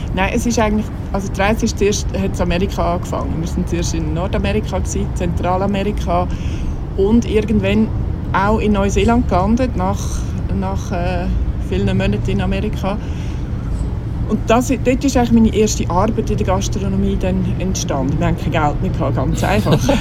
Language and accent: German; Fricktal, Aargau, Switzerland; aufgewachsen bin ich im Fricktal